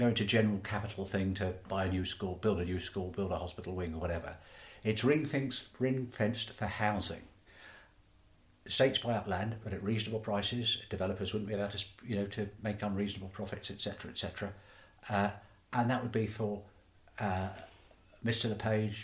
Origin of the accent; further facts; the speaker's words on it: Stratford-upon-Avon, West Midlands, United Kingdom; I was born in Shottery, so I used to walk up and down Mansell Street and Mill Street nearly every day, go to the market, go into town